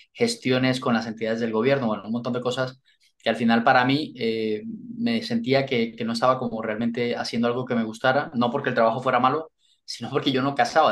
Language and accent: Spanish; Colombia; moved away as an adult; also born or lived in London, United Kingdom; now in Spain; lo que me hizo moverme de Colombia fue el, eh, eh, digamos, la, la situación profesional